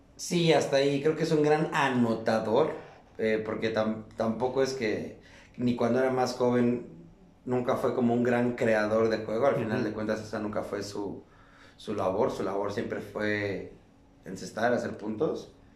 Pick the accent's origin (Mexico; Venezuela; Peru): Mexico; nosotros mexicanos